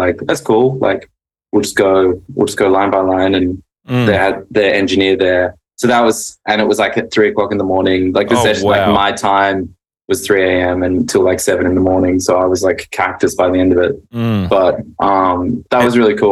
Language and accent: English; Sydney, New South Wales, Australia; moved away as an adult; now in Los Angeles, United States; I grew up in Mossman, which was a cool place to grow up